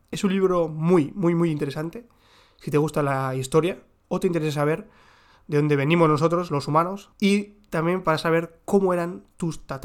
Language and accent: Spanish; South, Israel; accent: southern Israeli; yo tengo el acento, como ya digo, mi acento es del sur de Israel